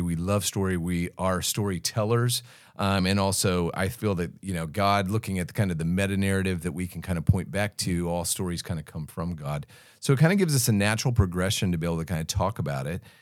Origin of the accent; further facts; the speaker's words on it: United States; accent: American; now in Australia; I still sound very American